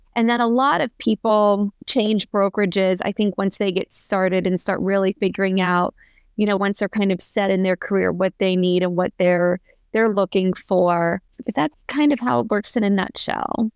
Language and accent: English; Pennsylvania, United States; moved away as an adult; now in Columbus, United States; I'm originally from Pennsylvania, and I moved to Columbus, Ohio after college